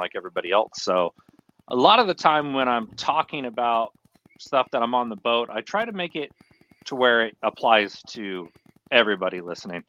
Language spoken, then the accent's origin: English; Fremont, California, United States; I grew up Fremont Union City. This is about 45 minutes south of San Francisco